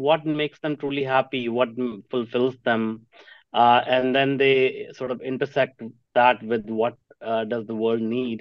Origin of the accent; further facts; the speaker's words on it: Jalandhar, Punjab, India; I grew up in Punjab in a small town called Jalandhar.